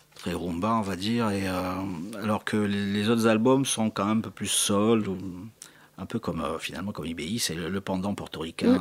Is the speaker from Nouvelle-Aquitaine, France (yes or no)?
no; Marseille, Provence-Alpes-Côte d'Azur, France; also born or lived in Corsica; J'ai vécu dans les quartiers nord de Marseille quand j'étais gamin